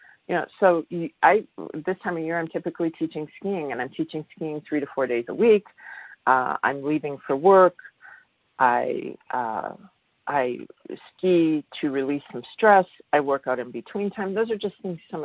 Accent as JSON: {"language": "English", "region": "Midwest", "country": "United States", "said": "I come from the Midwest, and in the Midwest, we had basements"}